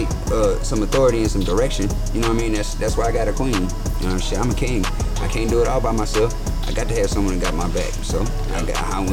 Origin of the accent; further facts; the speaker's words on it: Fayetteville, North Carolina, United States; I was raised in Fayetteville.